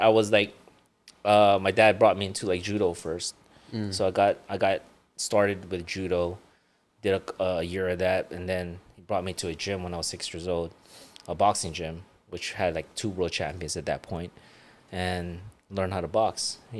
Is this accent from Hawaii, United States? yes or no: yes; Hawaii, United States; first language Ilocano; English is a second language; also born or lived in Philippines; I was born and raised in Hawaii. I actually was sent back to the Philippines when I was around 9 months old, and I was raised by my grandparents in the Philippines for like 5 years, and then I flew back to Hawaii.